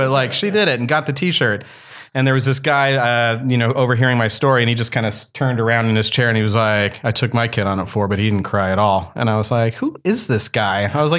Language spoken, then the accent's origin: English; Northern California, United States; I was not born in Southern California. I was born in Northern California, but my grandparents lived in Southern California in Brea and Moreno Valley.